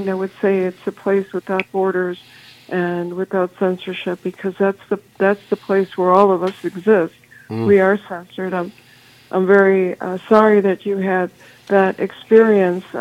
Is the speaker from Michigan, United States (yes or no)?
no; Chicago, Illinois, United States; I'm originally from Chicago